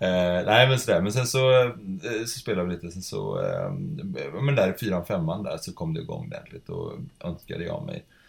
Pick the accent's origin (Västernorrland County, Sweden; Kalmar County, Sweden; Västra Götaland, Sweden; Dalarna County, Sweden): Kalmar County, Sweden; now in Gothenburg, Sweden; jag växte upp på Öland